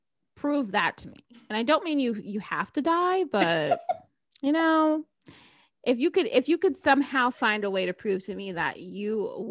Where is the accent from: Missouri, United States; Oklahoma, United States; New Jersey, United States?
New Jersey, United States; now in Florida, United States; I grew up in New Jersey, so it's a long way from home.